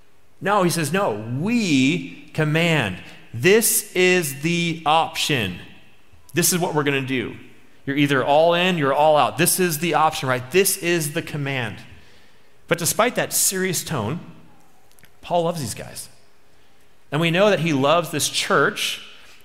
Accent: Minnesota, United States; I'm from Minnesota

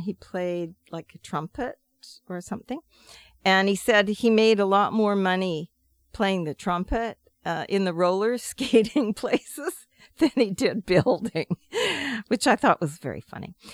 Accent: Pender Island, British Columbia, Canada; born or raised there; also born or lived in Ganges, Salt Spring Island

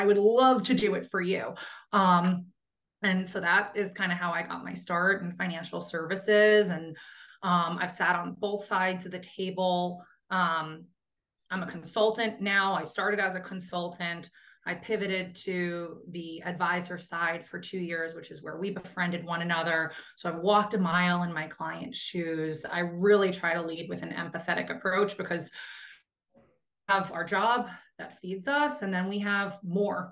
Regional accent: United States; also born or lived in New York / Northern New Jersey; I just have the regional like location of having been raised in Northern New Jersey and New York

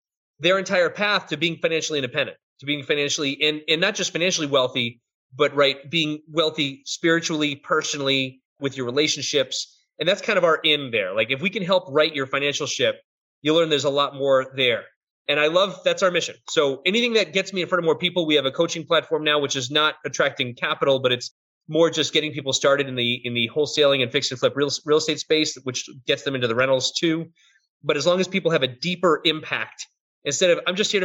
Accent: Boston, Massachusetts, United States; I'm from Boston, I say that stuff

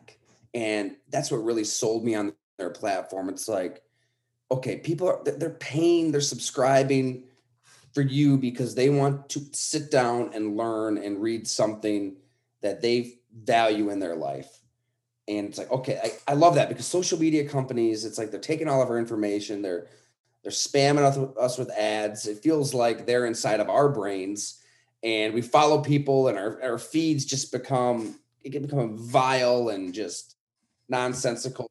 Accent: Western New York, United States; I grew up in Western New York, so I'm reading the Olean Times Herald

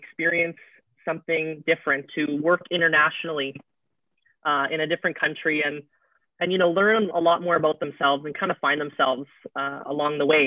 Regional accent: Winnipeg, Manitoba, Canada; moved away as an adult; now in Vicente Guerrero, Mexico; I'm originally from Winnipeg, Manitoba in Canada

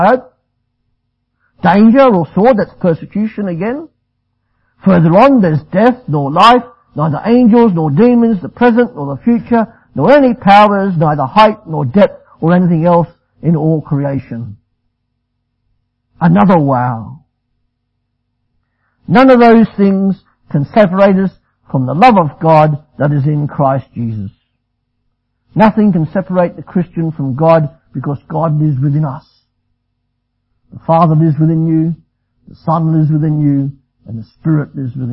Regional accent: Australia; I'm Australian

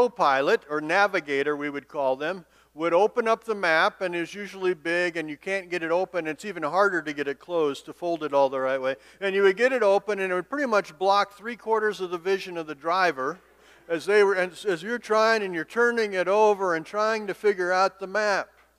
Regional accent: Montana, United States; moved away as an adult; also born or lived in Minnesota; I grew up in Montana

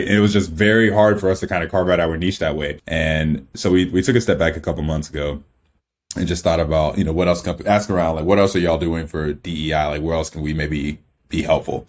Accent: Clemmons, North Carolina, United States; also born or lived in Nigeria; we grew up in, in town called Clemens, North Carolina. I was in North Carolina most of my, like, adolescent life

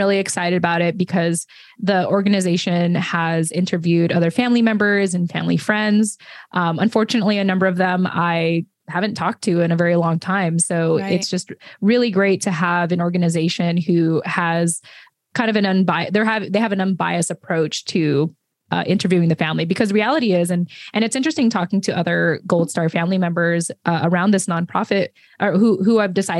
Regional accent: United States; it gave my siblings and I an opportunity to be born and raised as Americans. And so, you know, we're Filipino Americans specifically.

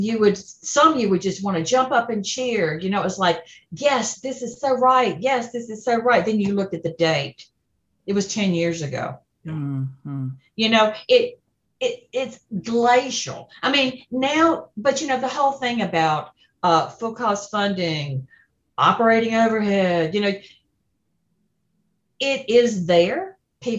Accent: Deep South, United States; my hometown in the Deep South

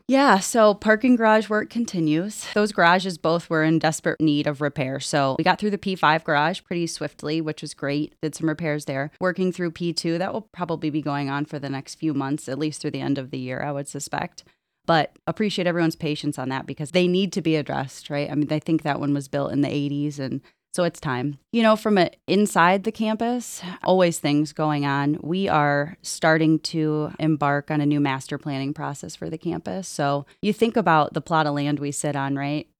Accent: Perrysburg, Ohio, United States; also born or lived in Minnesota; I am from Perrysburg. I grew up in the Toledo area

